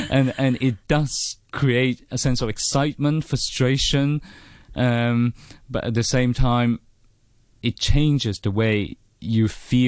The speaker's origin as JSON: {"language": "English", "country": "Hong Kong", "tie": "born or raised there", "moved": "as an adult", "lives_now": "United Kingdom", "said": "I'm a poet and also a fiction writer. I was born in Hong Kong in 1979, and I was born educated here. And I went to the Chinese University of Hong Kong."}